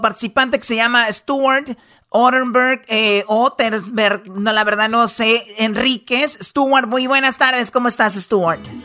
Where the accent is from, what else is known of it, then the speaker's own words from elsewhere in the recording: Mexico; somos mexicanos